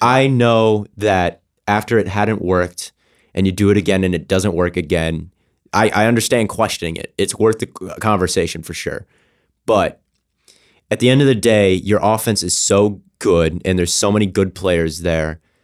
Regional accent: Minnesota, United States; my Minnesota people, I'm from Minnesota

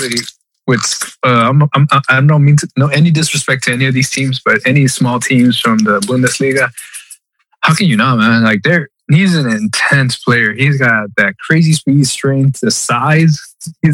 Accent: United States; as an American

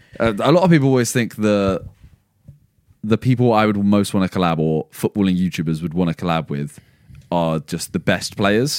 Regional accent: England, United Kingdom; we are all English

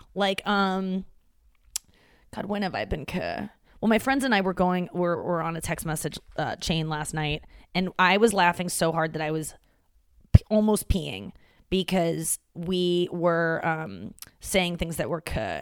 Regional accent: St. Louis, Missouri, United States; moved away; my hometown.

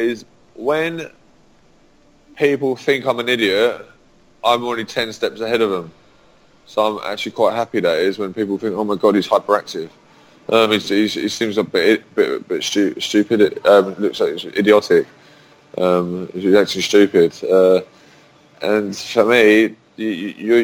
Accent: London, United Kingdom; I am from London. Grew up as an English boy

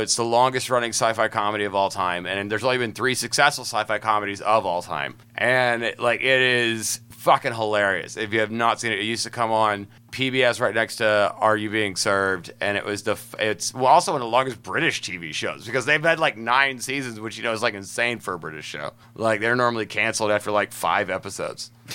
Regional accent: Huntsville, Alabama, United States; I'm from Huntsville, Alabama.

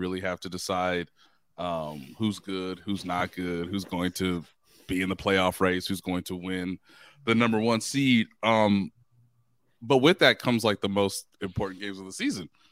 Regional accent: Kansas City, Missouri, United States; since I've been growing up in Kansas City

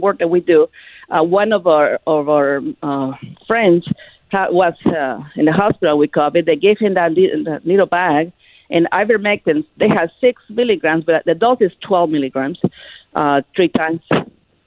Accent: Mexico City, Mexico; moved away; also born or lived in El Salvador; I'm from Mexico City.

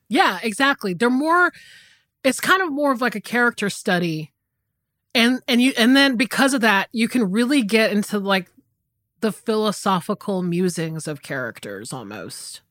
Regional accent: the South, United States; I grew up in the South and it's very hot down here

